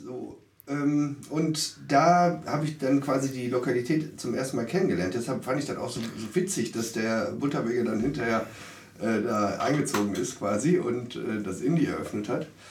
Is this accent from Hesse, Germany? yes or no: no; Duisburg, North Rhine-Westphalia, Germany; Ich bin in Marxloh geboren